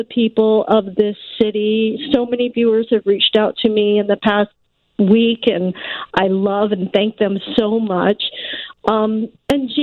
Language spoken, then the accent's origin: English; West Coast, United States; moved away as an adult; also born or lived in Oregon; now in Chicago, United States; I grew up on the West Coast. I went mm-hmm. to the University of Oregon